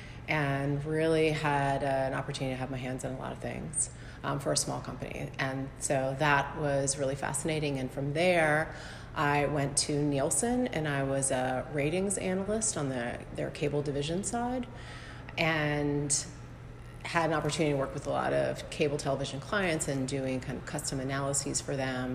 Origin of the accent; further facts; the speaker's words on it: Norfolk, Virginia, United States; also born or lived in New York; I am from Norfolk. I grew up here in West Kent